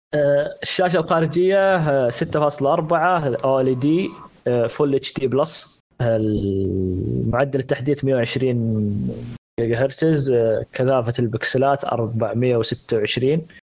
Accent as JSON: {"language": "Arabic", "country": "Saudi Arabia", "said": "عندنا في السعوديه"}